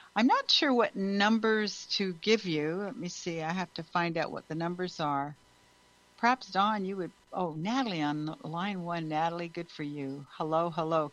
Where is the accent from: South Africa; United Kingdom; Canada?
Canada; now in United States; I'm also from Canada